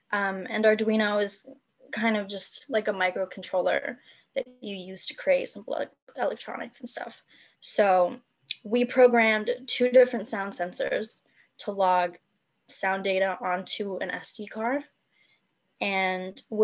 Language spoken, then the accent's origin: English; Hong Kong; moved away; also born or lived in Edinburgh; I'm from Hong Kong